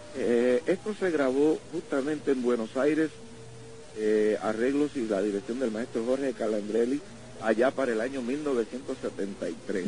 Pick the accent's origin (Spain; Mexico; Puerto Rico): Puerto Rico; Ponce; moved away; also born or lived in New York City, United States; En mi pueblo de Ponce